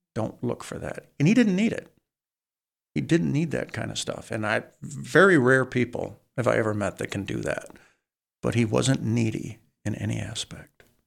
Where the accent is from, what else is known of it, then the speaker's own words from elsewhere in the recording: Saginaw, Michigan, United States; I was from Saginaw